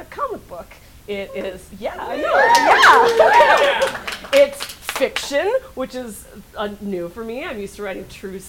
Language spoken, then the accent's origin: English; Northern California, United States; now in Brooklyn, United States; I live in Brooklyn, but I'm originally from Northern California